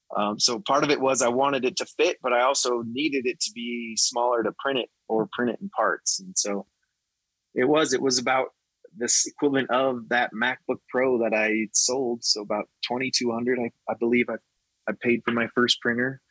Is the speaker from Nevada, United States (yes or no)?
yes; Nevada, United States; I was raised in Nevada